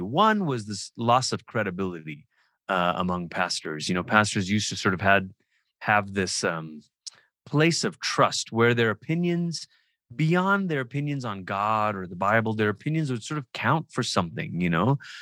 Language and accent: English; Malaysia; moved away; I'm from Malaysia, I grew up in Malaysia.